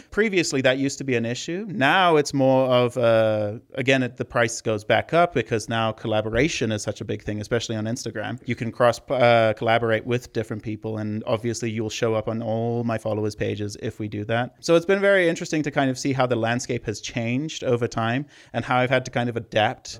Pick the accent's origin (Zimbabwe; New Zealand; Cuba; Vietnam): Zimbabwe; moved away; I'm from Zimbabwe, if you're hearing the accent.